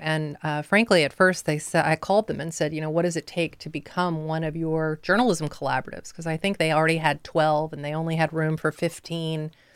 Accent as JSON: {"language": "English", "town": "Lake City", "region": "Florida", "country": "United States", "tie": "born or raised there", "also_born_or_lived": "Chapel Hill, North Carolina / Central Massachusetts", "moved": "as an adult", "lives_now": "Delaware, United States", "said": "I grew up in the Deep South, um, in North Central Florida, up right against the Georgia line"}